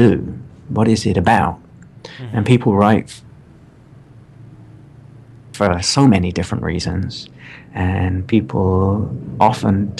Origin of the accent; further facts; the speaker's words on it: United Kingdom; I'm British